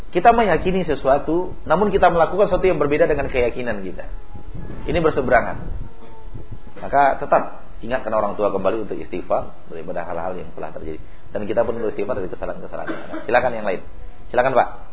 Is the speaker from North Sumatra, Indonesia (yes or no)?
no; West Sumatra, Indonesia; moved away; Di kampung saya ada yang seperti itu, menyembelih kerbau dan sapi seperti itu di telinga waduk, di hidung waduk, ya nama tempat kami itu e, Tarusan namanya